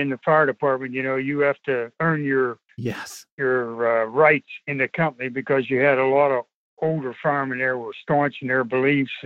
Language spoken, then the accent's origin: English; near Kecksburg, Pennsylvania, United States; also born or lived in Greensburg, Pennsylvania; I was born and raised in Welly Town, which is only 2 miles from Kecksburg